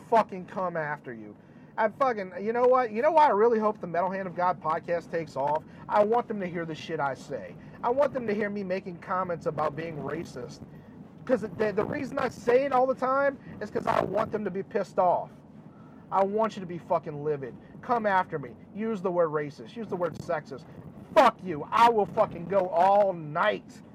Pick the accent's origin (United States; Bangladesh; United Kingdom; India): United States; the America that I grew up